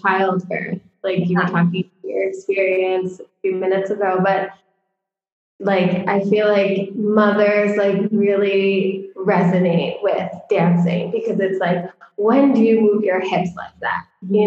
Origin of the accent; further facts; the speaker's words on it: Connecticut, United States; also born or lived in New York City; I grew up, I was born in New York City, and we lived there when I was little. And then my parents moved to Connecticut when I was about 2 or 3.